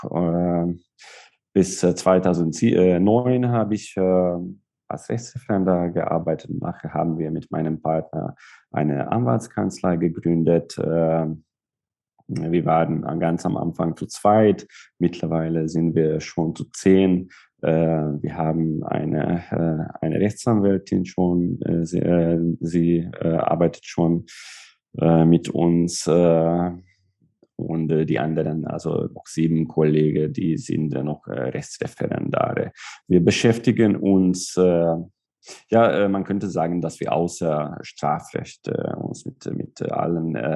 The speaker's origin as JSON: {"language": "German", "town": "Szeged", "region": "Csongrád-Csanád", "country": "Hungary", "tie": "born there", "first_language": "Hungarian", "second_language": "German", "said": "Ich bin in Ungarn geboren, in Szeged. Äh, Szeged ist eine, eine Großstadt hier in Südungarn, neben der serbischen und rumänischen Grenze. Äh, meine Muttersprache ist äh, Ungarisch."}